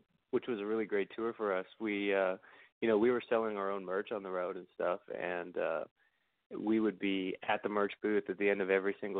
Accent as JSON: {"language": "English", "country": "Canada", "said": "as a Canadian"}